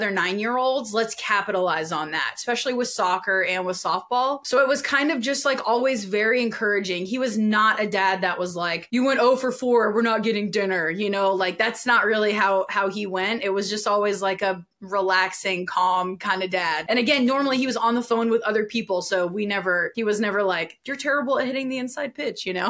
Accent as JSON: {"language": "English", "region": "Louisiana", "country": "United States", "said": "I'm from Louisiana"}